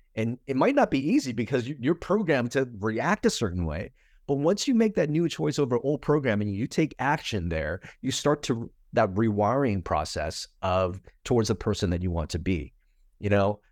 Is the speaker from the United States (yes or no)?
yes; United States; my boat refugee story and kinda growing up in America